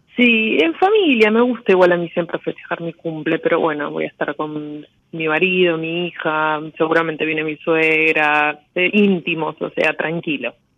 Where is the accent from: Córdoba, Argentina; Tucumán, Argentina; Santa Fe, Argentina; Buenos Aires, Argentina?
Buenos Aires, Argentina; de Capital Federal, de Parque Avellaneda